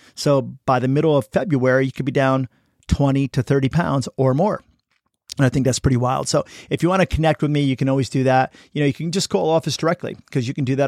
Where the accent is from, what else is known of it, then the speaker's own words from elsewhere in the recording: United States; I'm American